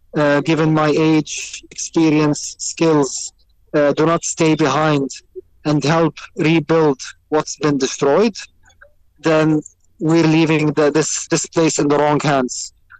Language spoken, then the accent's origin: English; Jerusalem, Palestine; My wife is originally from Gaza. I'm originally from Jerusalem.